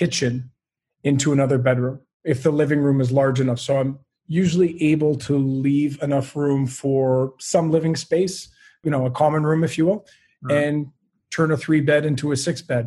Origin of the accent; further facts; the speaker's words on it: Montreal, Quebec, Canada; born and raised in Montreal, and I do love it here